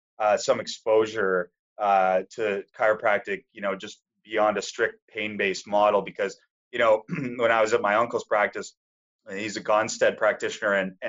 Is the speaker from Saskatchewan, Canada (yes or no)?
yes; Saskatchewan, Canada; moved away; also born or lived in Eastern Canada; I grew up in Saskatchewan. So, used to be neighbors to you until I moved out east.